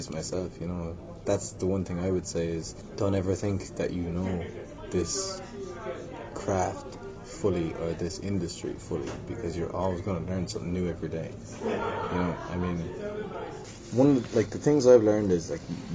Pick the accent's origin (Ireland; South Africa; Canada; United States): Ireland; Limerick, Munster; also born or lived in London; growing up in Limerick